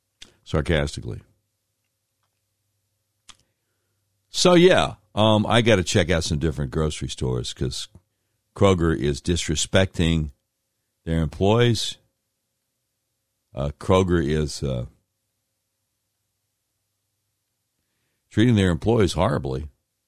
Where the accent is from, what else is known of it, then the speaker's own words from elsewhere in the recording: Virginia, United States; I was born in Virginia